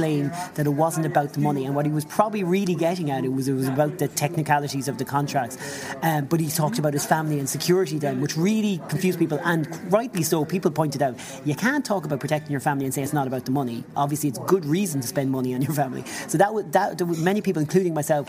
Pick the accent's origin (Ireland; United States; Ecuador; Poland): Ireland; Mayo, Connacht; I'm from Mayo